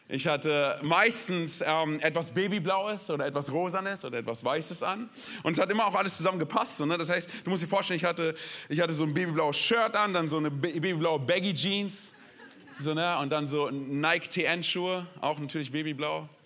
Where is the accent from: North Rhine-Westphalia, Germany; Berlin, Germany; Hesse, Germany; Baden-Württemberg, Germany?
Berlin, Germany; born there; Genau, ich bin gebürtiger Berliner. Meine Eltern kommen aus Rumänien, das heißt, ich habe so ein bisschen Migrationshintergrund.